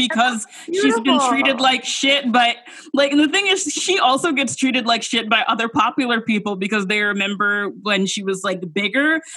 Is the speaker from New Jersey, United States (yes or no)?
no; Georgia, United States; I'm from Georgia